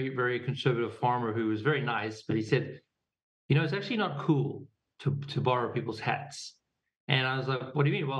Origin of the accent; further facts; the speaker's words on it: Pretoria, Gauteng, South Africa; moved away; also born or lived in New York / California / Boulder; we grew up in Pretoria